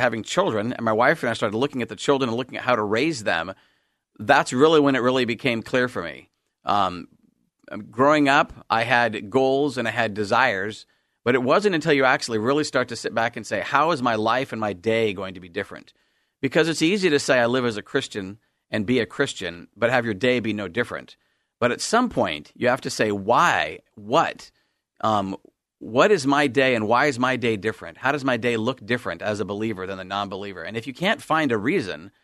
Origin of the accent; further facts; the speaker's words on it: Salem, Oregon, United States; I was born and raised in Salem, Oregon